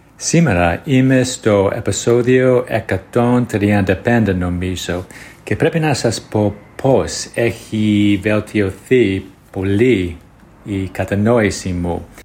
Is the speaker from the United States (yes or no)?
yes; United States; Greek is a second language; είμαι από την Αμερική